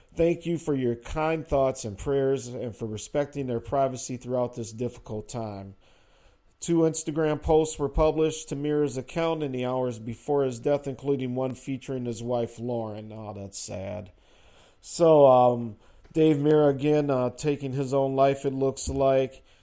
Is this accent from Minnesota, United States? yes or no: yes; Minneapolis, Minnesota, United States; also born or lived in Chicago, Illinois; even though I'm from Chicago, I grew up in Minneapolis